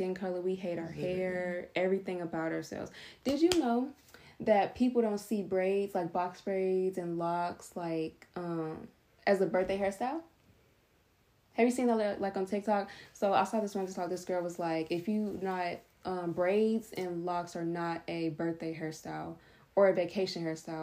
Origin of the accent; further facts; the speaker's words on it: United States; Being a black kid growing up in America